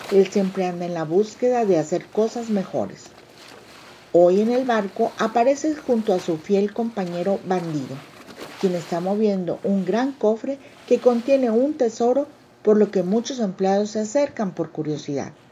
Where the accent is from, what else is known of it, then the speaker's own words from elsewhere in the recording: Mexico; Hola amigos … autora mexicana con más de 20 años en cuentos que promueven la moral de vida.